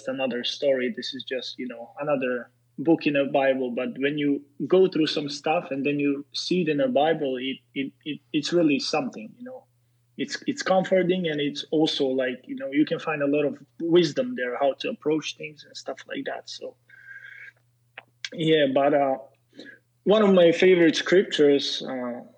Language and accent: English; Serbia; English is a second language; moved away as an adult; also born or lived in Slovak ethnicity; now in United States; I come from Serbia